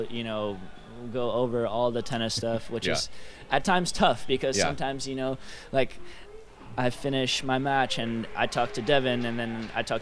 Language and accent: English; Florida, United States; also born or lived in New York; born in New York, moved to Florida when I was 7 years old.